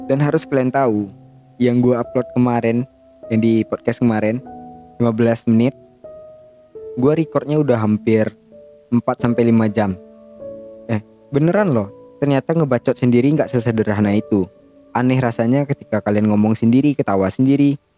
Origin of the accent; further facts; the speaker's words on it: West Sumatra, Indonesia; accent: Minang; Indonesia dan sedikit terbawa logat Minang, gue nggak gue nggak bilang logat logat bahasa lain ya, logat bahasa gue sendiri gitu.